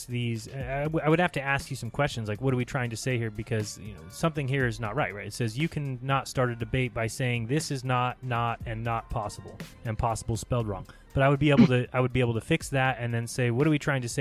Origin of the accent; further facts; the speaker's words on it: United States; as an American here